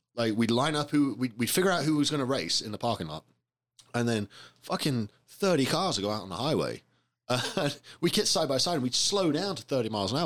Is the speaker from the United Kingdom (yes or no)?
yes; England, United Kingdom; moved away; I grew up in England